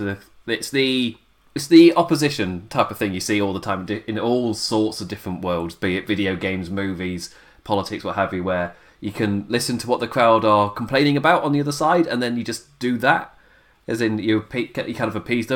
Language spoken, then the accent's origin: English; England, United Kingdom; I'm English